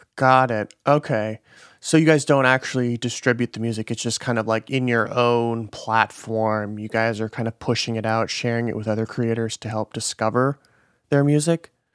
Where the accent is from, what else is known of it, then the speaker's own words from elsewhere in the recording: Midwest, United States; moved away; I'm from the Midwest